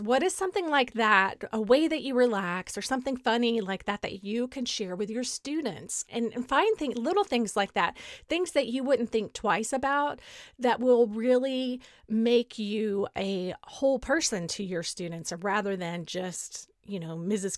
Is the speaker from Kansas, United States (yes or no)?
no; Beaumont, Texas, United States; moved away as an adult; also born or lived in College Station, Texas / France / Northern Virginia; now in Dallas, United States; my hometown of Beaumont